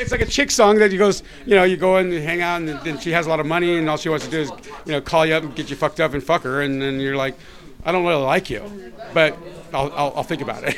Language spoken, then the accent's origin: English; San Diego, California, United States; moved away as an adult; now in Los Angeles, United States; I'm still San Diegan, but I, I live here now.